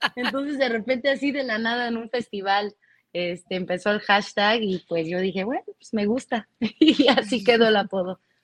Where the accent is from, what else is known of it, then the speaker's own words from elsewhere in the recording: Mexico; como los mexicanos que somos